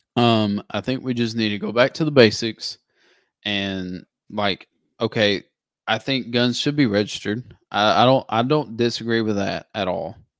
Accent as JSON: {"language": "English", "country": "United States", "said": "as an American"}